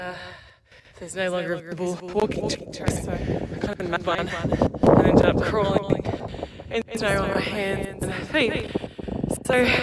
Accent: Western New South Wales, Australia; I'm from Western New South Wales, farm girl.

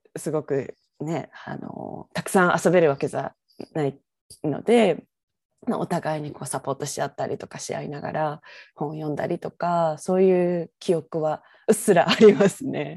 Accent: Kyoto, Japan; moved away as an adult; now in Vancouver, Canada; 京都出身なんです

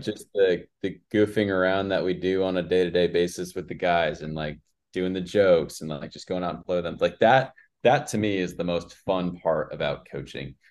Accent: West Coast, United States; moved away as an adult; now in Mississippi, United States; I grew up on the West Coast

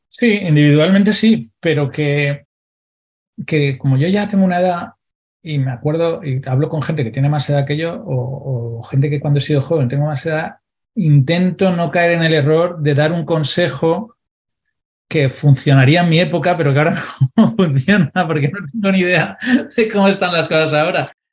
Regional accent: Valencia, Valencian Community, Spain; yo soy de Valencia, no en el centro de Valencia

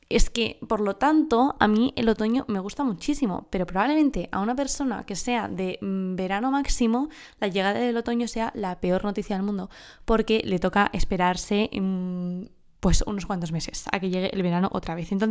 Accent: southern Spain, Spain; Encima soy del sur de España, imagínate, que aquí son las dos que más duran, ¿cierto?

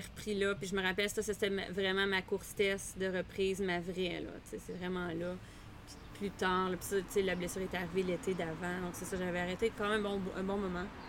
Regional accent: Quebec City, Quebec, Canada; moved away; je viens de Québec, mes parents avaient une maison proche d'un lac. Je montais en vélo dans les lignes d'hydro

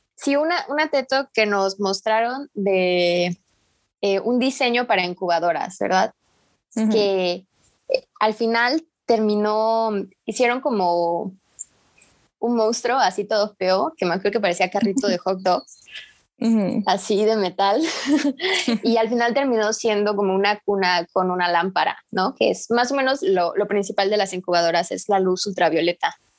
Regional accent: Tapachula, Chiapas, Mexico; Yo soy de Tapachula, Chiapas. Este, aquí es la frontera

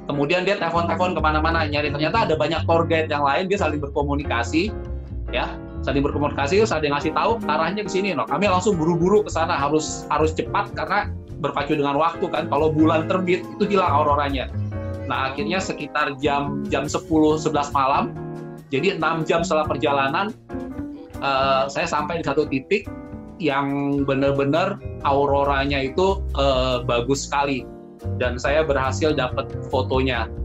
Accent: Indonesia; begitu dengar saya dari Indonesia

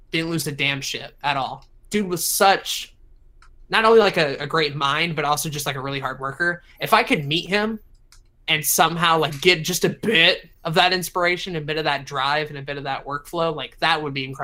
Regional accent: the South, United States; So growing up in the South, you can probably guess that I'm a good Christian boy.

